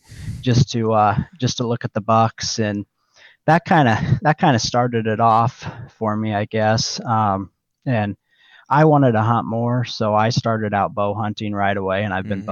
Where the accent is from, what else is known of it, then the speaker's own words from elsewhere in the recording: Oak, Nebraska, United States; I grew up in Oak, Nebraska, kind of south central Nebraska, right on the Little Blue River.